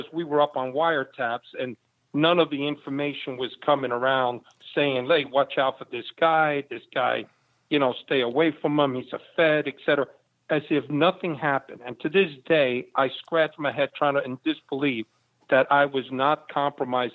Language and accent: English; New York City, New York, United States; also born or lived in Havana, Cuba; Not only did I grow up in the Bronx, I grew up in the Bronx